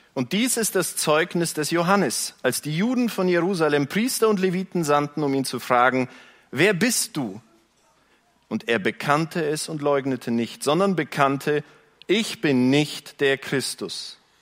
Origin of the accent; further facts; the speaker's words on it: Günzburg, Bavaria, Germany; ich bin Bayer. Ich komme nicht von hier, ich komme von dort, jenseits der Grenze